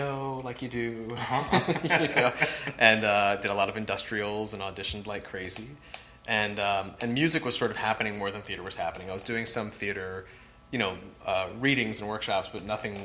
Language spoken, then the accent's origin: English; Rockville, Maryland, United States; also born or lived in New Jersey; I was born in Jersey, and then I moved when I was, I think, about 7 years old or so. I moved down to the D.C. area of Maryland, Rockville, Maryland.